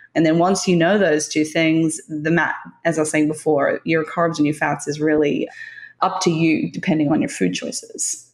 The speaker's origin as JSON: {"language": "English", "region": "Tasmania", "country": "Australia", "tie": "born or raised there", "said": "I grew up in Tasmania, which is the island just south of Australia."}